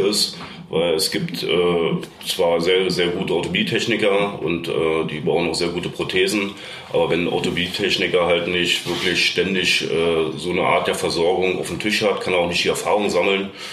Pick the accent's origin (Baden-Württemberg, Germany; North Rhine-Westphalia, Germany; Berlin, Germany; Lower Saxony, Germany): Berlin, Germany; moved away as an adult; now in Bavaria, Germany; ich bin ja eigentlich geboren in Berlin, bin jetzt auch schon seit über 20 Jahren glücklich in Bayern